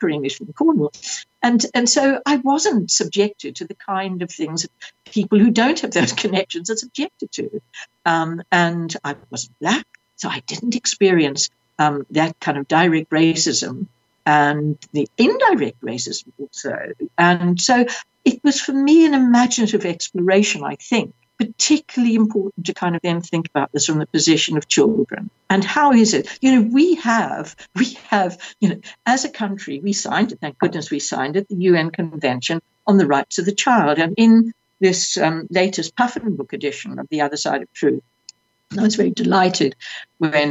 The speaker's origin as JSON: {"language": "English", "country": "South Africa", "moved": "as an adult", "said": "I was 21. I was seeking refuge from South Africa."}